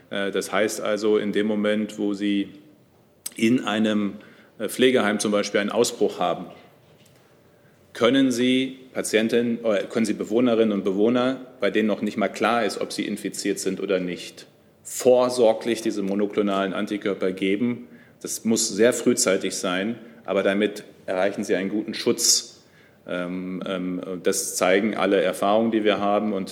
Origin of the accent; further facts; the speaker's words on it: Germany; auch die Bundesländer Nordrhein-Westfalen und Niedersachsen ja auch ähm, ich komme ja selbst aus der Region.